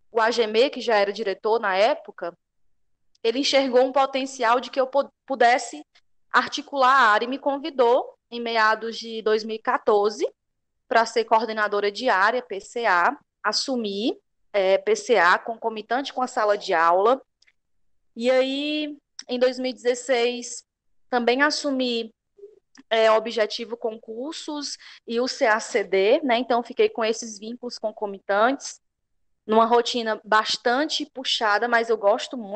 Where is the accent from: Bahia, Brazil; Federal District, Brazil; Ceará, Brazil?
Ceará, Brazil; Banabuiú; Eu sou a professora … Sou de Banabuiú